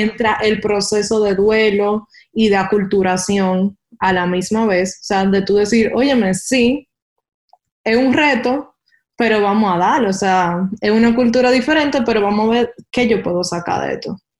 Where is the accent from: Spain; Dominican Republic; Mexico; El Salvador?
Dominican Republic; moved away as an adult; como buen dominicano